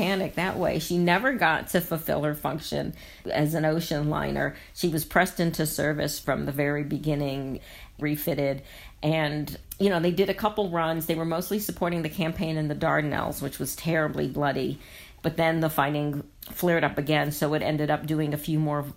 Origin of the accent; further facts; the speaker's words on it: United States; as an American